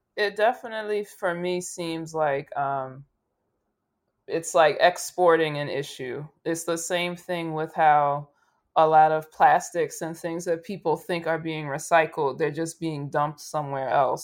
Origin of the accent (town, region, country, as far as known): United States